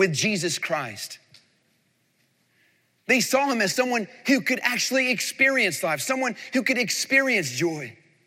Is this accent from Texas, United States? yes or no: no; North Carolina, United States; moved away as an adult; also born or lived in Florida / Tennessee; he pastored one of the largest churches in the same town I grew up in North Carolina